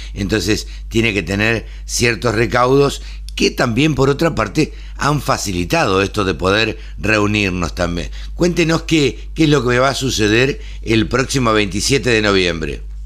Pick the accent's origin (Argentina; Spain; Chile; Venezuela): Argentina